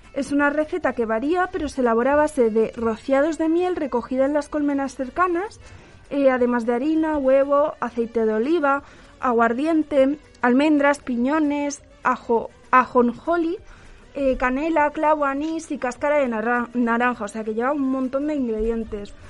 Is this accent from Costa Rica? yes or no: no; Aragon, Spain; Yo soy de Aragón